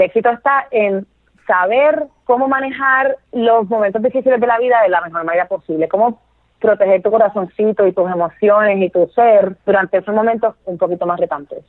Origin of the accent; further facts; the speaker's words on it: Puerto Rico; moved away as an adult; also born or lived in Boston / London; now in Los Angeles, United States; yo soy puertorriqueña, nací y criada en Puerto Rico